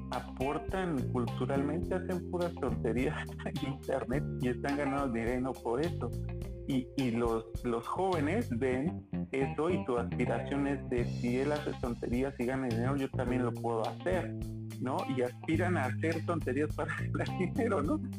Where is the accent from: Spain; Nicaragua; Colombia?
Colombia; digo que soy colombiano y hablo como colombiano